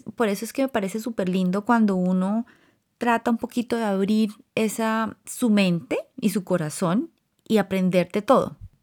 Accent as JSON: {"language": "Spanish", "country": "Colombia", "tie": "born or raised there", "moved": "yes", "said": "Cuando estaba creciendo en Colombia, la influencia más fuerte que tuve fue de mis abuelos maternos"}